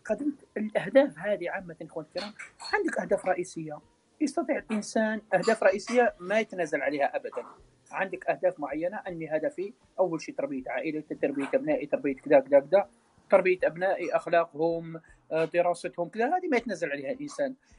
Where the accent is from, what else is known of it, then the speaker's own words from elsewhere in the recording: Algeria; احنا كلنا جزائريين